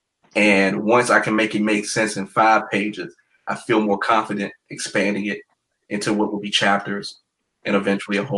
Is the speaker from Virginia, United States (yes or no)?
yes; Virginia, United States; my home state